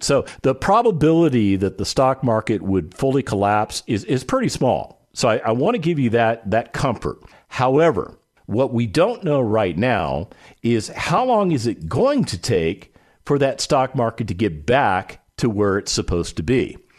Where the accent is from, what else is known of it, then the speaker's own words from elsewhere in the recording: Las Vegas, Nevada, United States; my hometown of Las Vegas, Nevada